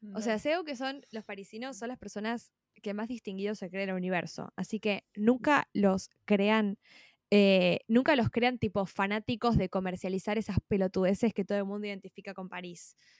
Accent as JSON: {"language": "Spanish", "country": "Argentina", "said": "como argentina"}